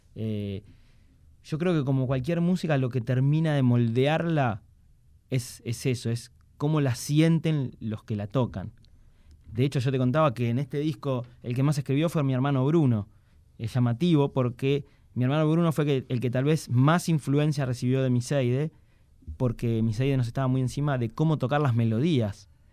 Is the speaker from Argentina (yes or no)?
yes; Argentina; somos judíos y somos argentinos, y además yo soy músico de tango